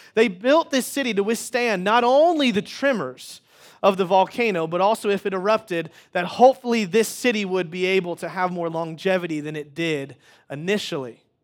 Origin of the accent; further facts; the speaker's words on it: Wichita, Kansas, United States; moved away; I grew up in Wichita, Kansas.